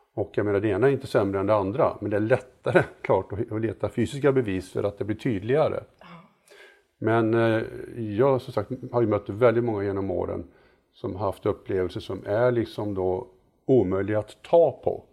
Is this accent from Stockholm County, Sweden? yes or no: no; Mariestad, Västra Götaland, Sweden; moved away; jag var med och byggde ett eh, amatörobservatorium i Mariestad där jag är född